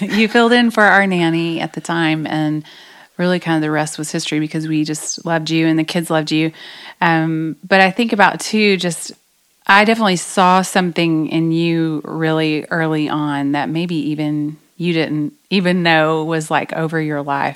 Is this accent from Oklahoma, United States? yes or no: yes; Oklahoma, United States; I grew up in Oklahoma